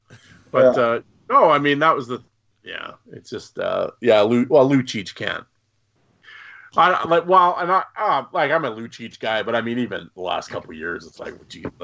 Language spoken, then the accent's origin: English; Canada; And I'm Canadian.